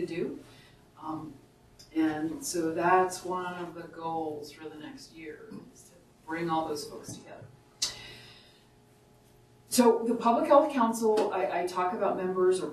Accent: Southern Virginia, United States; now in Upper Valley, United States; where I grew up in Southern Virginia

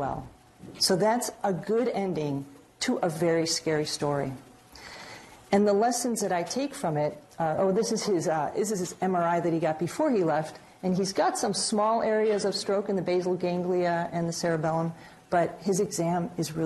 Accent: Chicago, Illinois, United States; moved away as an adult; now in New England, United States; I'm from Chicago

